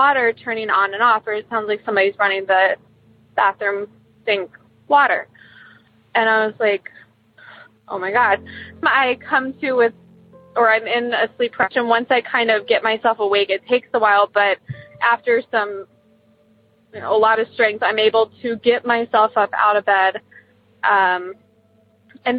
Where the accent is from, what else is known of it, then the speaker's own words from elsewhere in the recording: Columbus, Ohio, United States; I'm from Columbus, Ohio